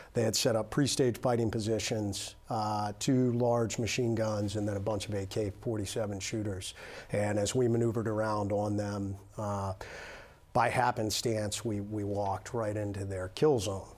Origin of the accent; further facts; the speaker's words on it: United States; I'm an American